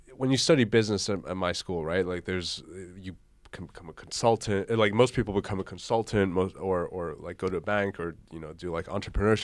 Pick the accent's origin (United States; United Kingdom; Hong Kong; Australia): Hong Kong; moved away as an adult; also born or lived in Koblenz, Germany; now in Germany; I grew up in Hong Kong, went to the German school